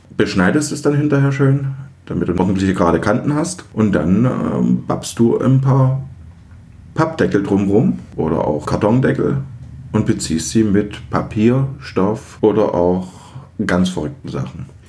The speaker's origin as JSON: {"language": "German", "region": "East Germany", "country": "Germany", "said": "Ich komme ja aus den Osten und als die Wende kam, war ich vierzehn."}